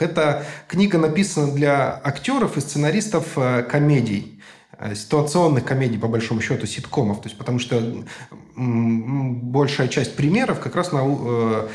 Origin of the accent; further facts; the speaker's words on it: Novosibirsk, Novosibirsk Oblast, Russia; Я был хедрайтером вот новосибирской команды, собственно, откуда я родом